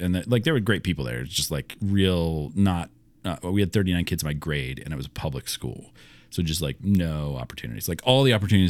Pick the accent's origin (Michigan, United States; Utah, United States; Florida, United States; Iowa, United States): Iowa, United States; also born or lived in Pittsburgh / Philadelphia; I was born in Pittsburgh and grew up all over the place. So lived in Pittsburgh for a few years, then moved to outside of Philly. Yeah. But I was like, so I was three or four. And then moved again when I was 8 to Iowa.